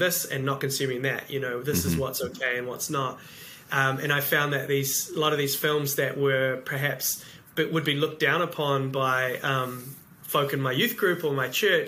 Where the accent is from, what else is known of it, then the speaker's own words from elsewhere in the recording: New Zealand; also born or lived in Cambridge, New Zealand; I am from New Zealand and live in a place called Cambridge